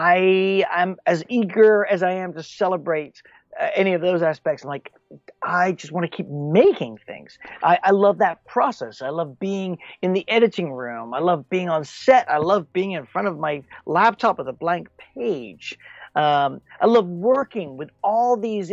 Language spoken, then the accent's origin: English; Texas, United States; born or raised there; also born or lived in England